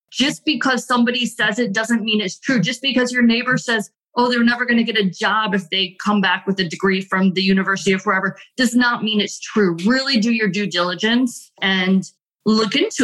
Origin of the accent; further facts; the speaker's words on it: United States; as an American